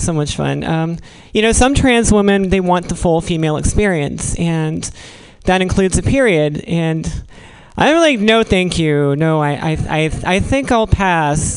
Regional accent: Virginia, United States; now in California, United States; I'm from Virginia

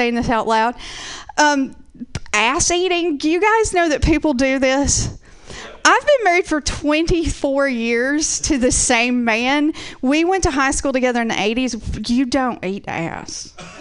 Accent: Georgia, United States; now in Portland, United States; I'm originally from Georgia

